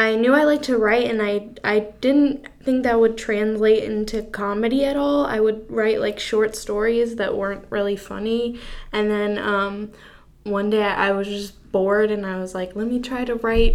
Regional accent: Durham, North Carolina, United States; I'm from Durham

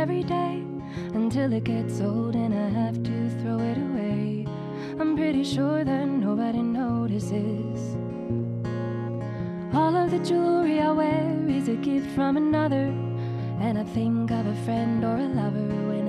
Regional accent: New Smyrna Beach, Florida, United States; So the three of us met back in Florida a while back, little surf town called New Smyrna Beach, Florida.

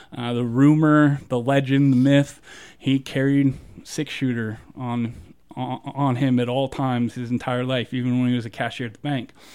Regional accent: Southeast, United States; now in Moab, United States; when I lived in the South

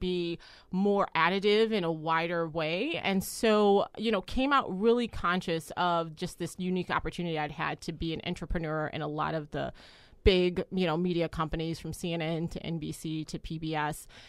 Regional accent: United States; as an American

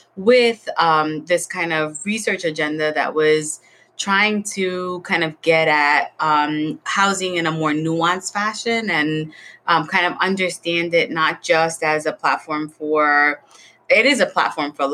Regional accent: New York City, New York, United States; when I was growing up in the South Bronx. And I was born in a Section 8 building

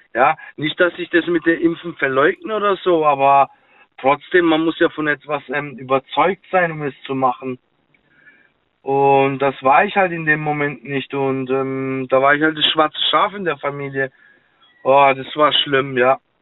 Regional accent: Karlsruhe, Baden-Württemberg, Germany; Ich bin äh, Karlsruhe

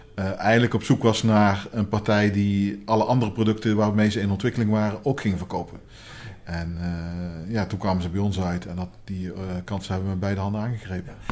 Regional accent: Helmond, North Brabant, Netherlands; In uh, Helmond. Een geboren en getogen

